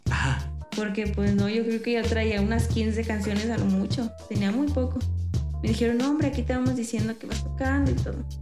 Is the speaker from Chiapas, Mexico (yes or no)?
no; San Luis Potosí, Mexico; de San Luis.